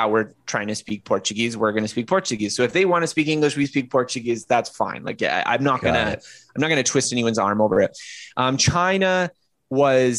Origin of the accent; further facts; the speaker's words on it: Canada; as a Canadian, well, I'm a Canadian